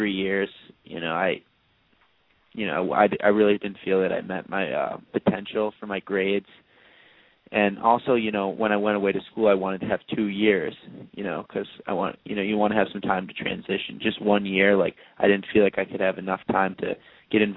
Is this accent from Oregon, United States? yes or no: no; Chicago, Illinois, United States; I'm from Chicago, Illinois